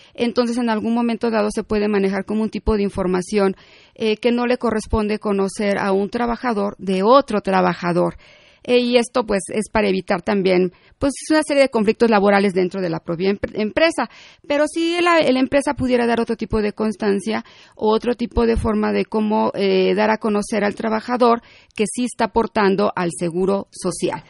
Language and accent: Spanish; Mexico